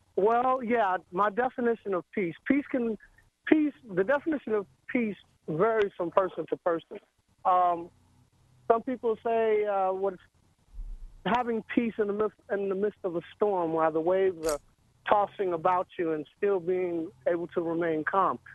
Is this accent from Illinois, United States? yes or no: yes; Chicago, Illinois, United States; I grew up on the east side, 79th Street area, Jeffrey